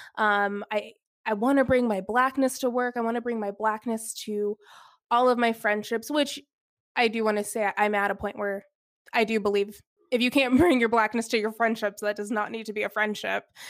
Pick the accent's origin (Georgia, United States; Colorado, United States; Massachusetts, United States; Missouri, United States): Georgia, United States; Alpharetta; I grew up in the suburbs of Atlanta, Georgia, so I grew up in Alpharetta